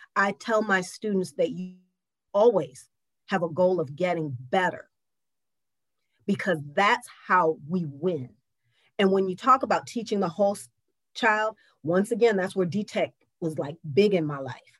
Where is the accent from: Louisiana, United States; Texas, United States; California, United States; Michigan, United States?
Michigan, United States; Lansing; now in Detroit, United States; I grew up in Lansing where there were some kids who looked like me and some kids who didn't